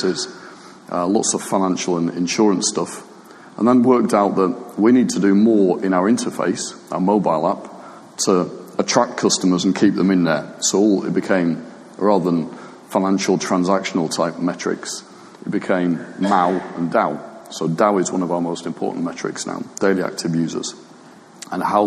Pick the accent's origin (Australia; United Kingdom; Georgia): United Kingdom; being British